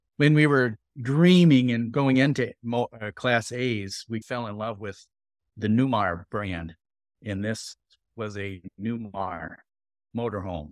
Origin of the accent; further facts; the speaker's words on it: southern Wisconsin, United States; I was born and raised in this southern Wisconsin